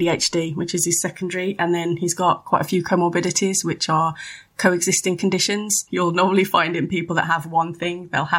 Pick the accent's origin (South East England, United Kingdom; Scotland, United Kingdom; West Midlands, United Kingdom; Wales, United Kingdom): West Midlands, United Kingdom; Kinver; now in Dunning, United Kingdom; Kinver, little village.